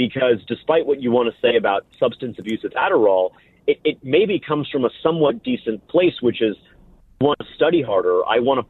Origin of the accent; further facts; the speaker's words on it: South Florida, United States; moved away as an adult; also born or lived in Washington, D.C.; I grew up in South Florida, went to a public high school in Broward County